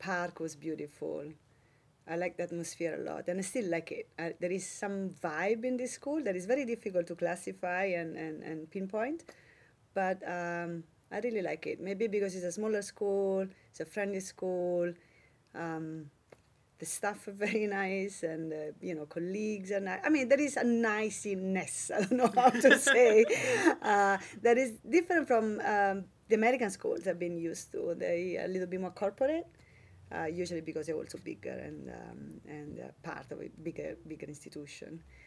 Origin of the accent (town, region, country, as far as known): Italy; born or raised there; moved away